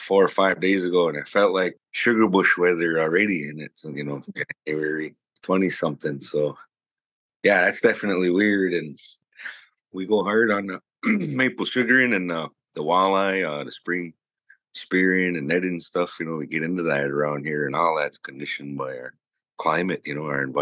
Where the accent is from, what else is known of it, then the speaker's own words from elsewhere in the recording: Lac Courte Oreilles Ojibwe Reservation, Wisconsin, United States; I come from the Lac Courte Oreilles Ojibwe Reservation